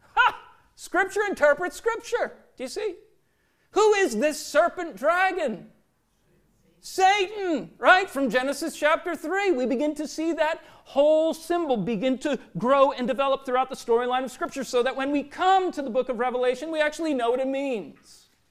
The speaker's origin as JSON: {"language": "English", "region": "Minnesota", "country": "United States", "tie": "born or raised there", "said": "growing up in Minnesota"}